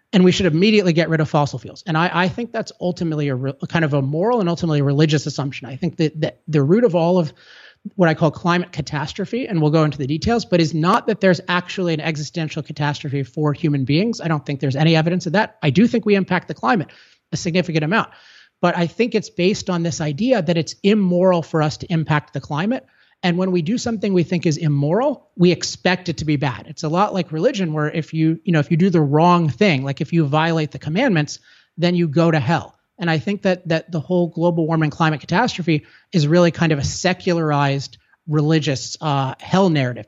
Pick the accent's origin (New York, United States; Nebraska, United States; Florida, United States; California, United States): California, United States; I'm from California